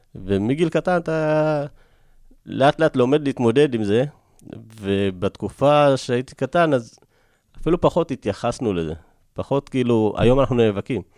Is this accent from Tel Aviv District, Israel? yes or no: no; Rosh HaAyin, Central District, Israel; also born or lived in Ethiopia / Tiberias / Elad; רוב, רוב חיי אני גרתי בראש העין. אז עכשיו אני חזרתי גם לראש העין